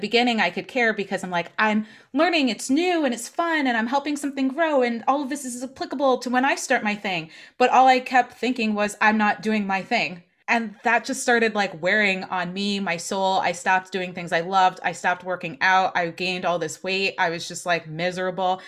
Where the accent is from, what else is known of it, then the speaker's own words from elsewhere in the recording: New Jersey, United States; moved away as an adult; also born or lived in Portland / New York; now in Boston, United States; I'm from New Jersey originally. I'm definitely coming home at points.